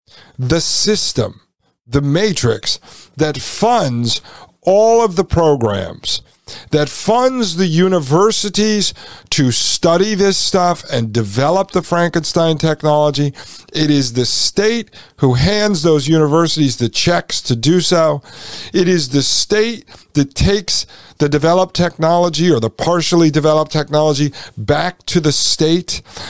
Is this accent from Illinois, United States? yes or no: no; Brooklyn, New York, United States; born or raised there